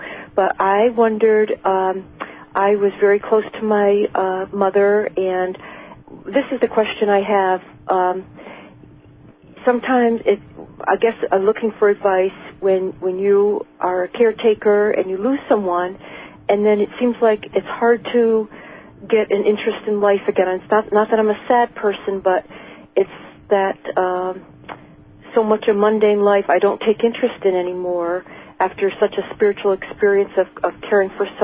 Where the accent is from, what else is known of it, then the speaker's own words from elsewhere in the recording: Schenectady, New York, United States; I was born here in Schenectady, New York